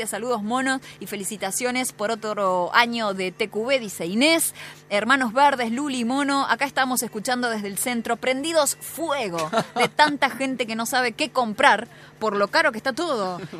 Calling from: Río Ceballos, Córdoba, Argentina; Soy de Río Ceballos. Acá ganó Juntos por el Cambio, nada que agregar.

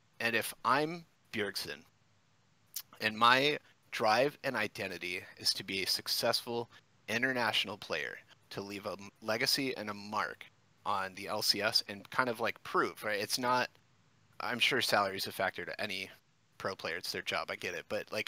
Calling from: Flint, Michigan, United States; Flint, Michigan, my man.

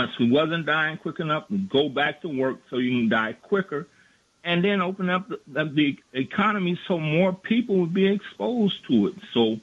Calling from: New York, United States; I'm from New York.

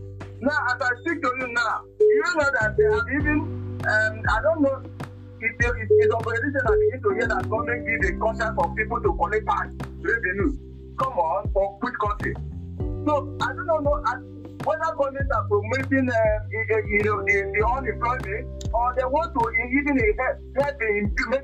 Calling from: Nigeria; I'm calling from Nigeria.

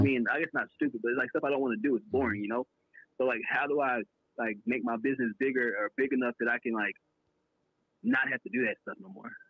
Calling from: Milwaukee, Wisconsin, United States; I'm coming, calling from out in, uh, Milwaukee

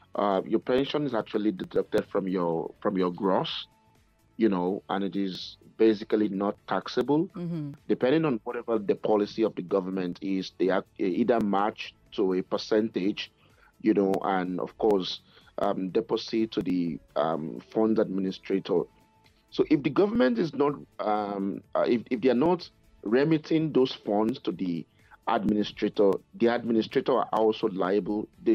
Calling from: Edmonton, Alberta, Canada; I'm calling from Edmonton in Canada.

